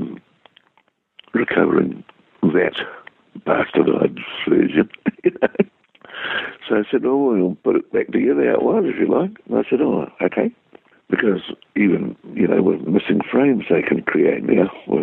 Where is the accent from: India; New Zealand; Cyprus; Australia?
New Zealand; accent: Kiwi; my Kiwi accent.